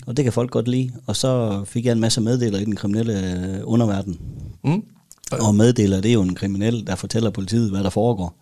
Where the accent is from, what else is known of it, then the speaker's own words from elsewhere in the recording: Denmark; som dansker